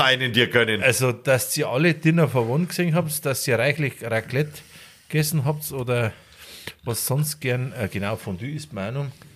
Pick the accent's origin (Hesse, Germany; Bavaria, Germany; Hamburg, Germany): Bavaria, Germany; Garmisch-Partenkirchen